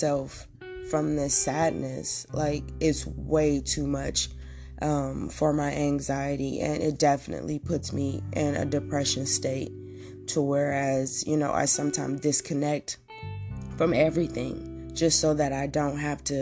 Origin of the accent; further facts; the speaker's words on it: Oakland, California, United States; I'm from Oakland